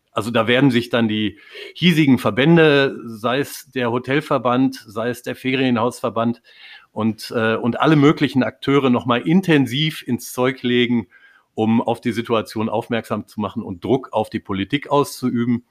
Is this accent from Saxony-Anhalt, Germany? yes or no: no; North Rhine-Westphalia, Germany; als Westfale